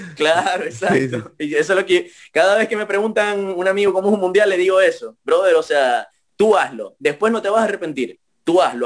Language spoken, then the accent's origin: Spanish; Venezuela; yo de Venezuela